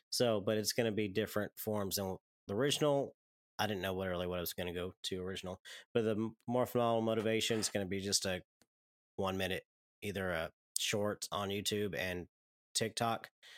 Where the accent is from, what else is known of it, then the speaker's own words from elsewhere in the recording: Saskatchewan, Canada; I'm from Saskatchewan.